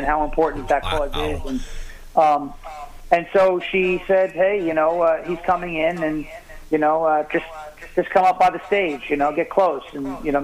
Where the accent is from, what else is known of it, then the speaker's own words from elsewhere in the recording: Long Island, New York, United States; I'm from Long Island.